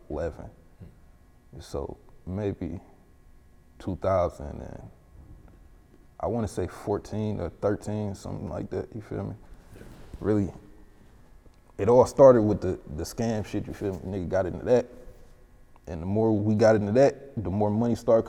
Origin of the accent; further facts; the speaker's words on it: Detroit, Michigan, United States; moved away; also born or lived in California; I'm from West Side, 6 Mile, from, grew up on Mark Twain